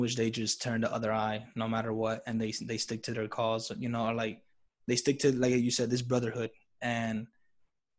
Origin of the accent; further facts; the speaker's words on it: New York City, New York, United States; Growing up in New York City